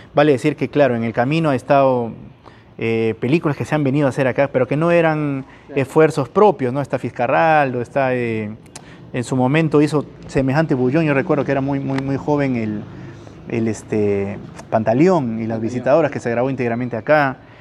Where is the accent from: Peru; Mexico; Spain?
Peru; Iquitos, Loreto; Soy un chico de Iquitos